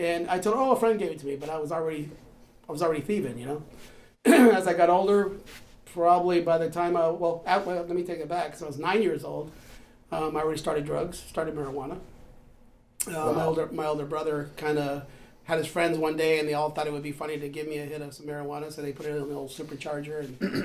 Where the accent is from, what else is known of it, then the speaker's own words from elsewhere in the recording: San Francisco, California, United States; I grew up in the Bayview District, San Francisco